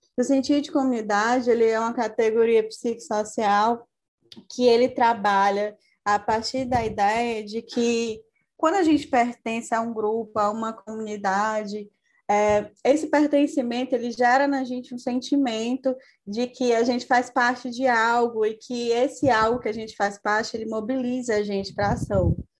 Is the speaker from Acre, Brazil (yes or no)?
no; Maranhão, Brazil; moved away; also born or lived in Fortaleza, Ceará; sou de outro estado, sou do Maranhão